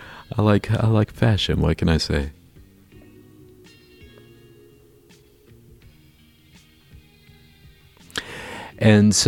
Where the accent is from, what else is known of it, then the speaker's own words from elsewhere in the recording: Florida, United States; now in Chicago, United States; growing up in Florida